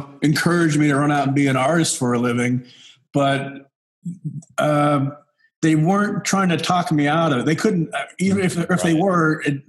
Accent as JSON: {"language": "English", "region": "Wyoming", "country": "United States", "tie": "born or raised there", "also_born_or_lived": "Venice Beach, California", "moved": "yes", "said": "I was born and raised in Wyoming, which is a, you know, if you don't know where that's at, it's a state above Colorado. I spent my early childhood in a small oil field camp called Lynch, Wyoming, which is about 60 miles"}